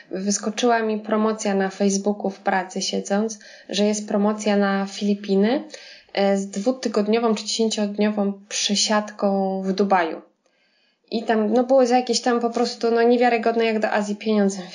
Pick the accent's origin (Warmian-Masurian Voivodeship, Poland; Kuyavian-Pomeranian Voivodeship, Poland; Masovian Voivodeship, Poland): Masovian Voivodeship, Poland; Warsaw; No nie wiem, nie pochodzę z Brodnicy, tak? Nie, nie, z Warszawy, więc to przejście przez studia, przez jakąś tam drogę zawodową, to wszystko wymagało czasu